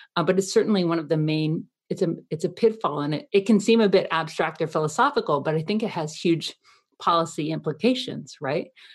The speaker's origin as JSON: {"language": "English", "town": "Athens", "region": "Georgia", "country": "United States", "tie": "born or raised there", "also_born_or_lived": "Canada", "moved": "yes", "said": "I'm a Canadian who grew up in Athens, Georgia"}